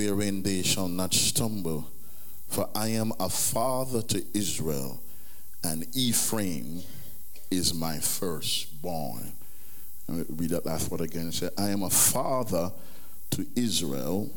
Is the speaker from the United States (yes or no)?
no; Jamaica; growing up in Jamaica